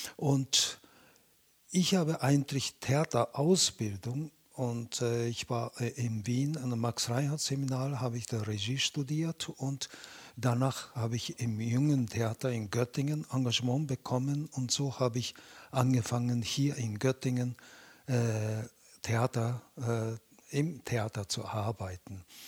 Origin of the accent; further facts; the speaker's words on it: Japan; German is a second language; also born or lived in Beijing, China; now in Germany; Ich bin in Japan aufgewachsener Chinese, aber ich bin Japaner.